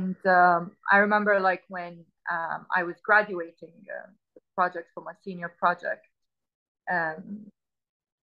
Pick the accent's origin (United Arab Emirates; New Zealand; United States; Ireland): United Arab Emirates; also born or lived in Khorfakkan, Sharjah / Sharjah / Dubai / Abu Dhabi; I was born in a village in the United Arab Emirates. It's called Khorfakkan.